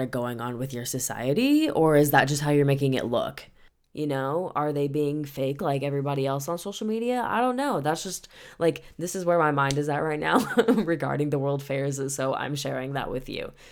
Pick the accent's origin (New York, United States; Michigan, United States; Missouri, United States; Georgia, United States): Missouri, United States; St. Louis; moved away; I was visiting my hometown, town, and I was in Saint Louis